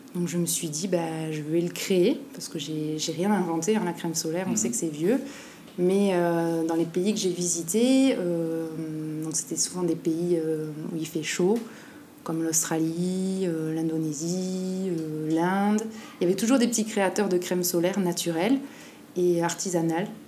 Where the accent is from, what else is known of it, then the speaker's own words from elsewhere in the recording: Basque Country, Nouvelle-Aquitaine, France; moved away as an adult; now in Tahiti, French Polynesia; je suis née au Pays Basque et j'ai grandi là-bas